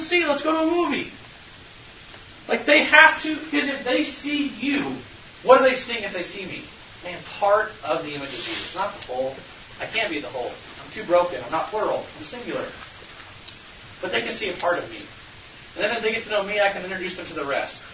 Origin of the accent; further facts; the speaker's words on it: Iowa, United States; I'm from Iowa